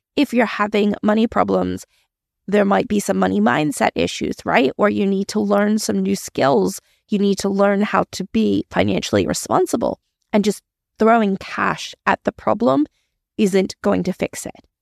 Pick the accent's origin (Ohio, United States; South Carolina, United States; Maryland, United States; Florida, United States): Maryland, United States; moved away as an adult; now in Australia; I originally grew up in the States. I am originally from Maryland, but I moved to Australia when I was in my early twenties.